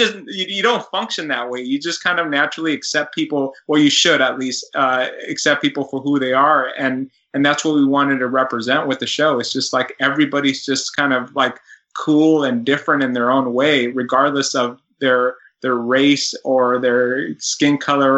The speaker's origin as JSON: {"language": "English", "town": "Los Angeles", "region": "California", "country": "United States", "tie": "born or raised there", "said": "I'm born and raised in Los Angeles, right? So everybody around me was different all the time."}